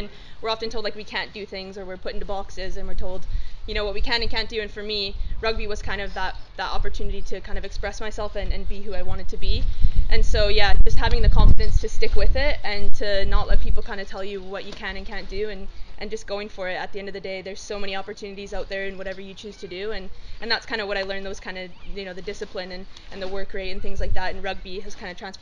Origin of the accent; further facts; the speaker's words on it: Canada; moved away as an adult; now in England; I played ice hockey, very Canadian.